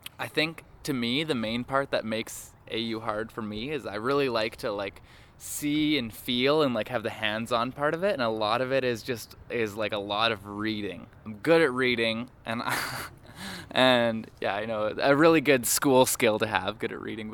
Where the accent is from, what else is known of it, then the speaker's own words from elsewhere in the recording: Calgary, Alberta, Canada; also born or lived in Vancouver; I'm from Calgary, so I've born and raised in Calgary.